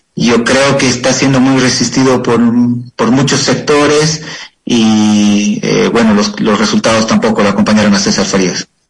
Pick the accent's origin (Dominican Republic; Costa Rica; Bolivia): Bolivia; Cochabamba; moved away as an adult; yo me encuentro viviendo en la ciudad de Cochabamba, Bolivia